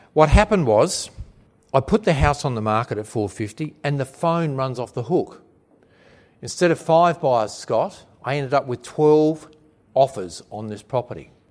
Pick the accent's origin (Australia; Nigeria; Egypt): Australia; Williamstown; in my hometown of Williamstown